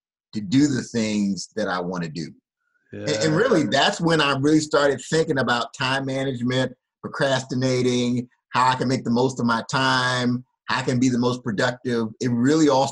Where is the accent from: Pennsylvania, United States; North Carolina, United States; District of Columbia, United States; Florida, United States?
District of Columbia, United States; Washington; Born and raised in Washington, D.C., you know, your typical middle-class family